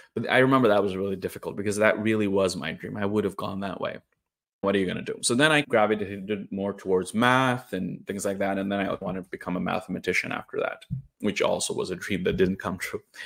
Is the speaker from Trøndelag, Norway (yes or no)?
yes; Trondheim, Trøndelag, Norway; also born or lived in India; my hometown of Trondheim, in the middle of Norway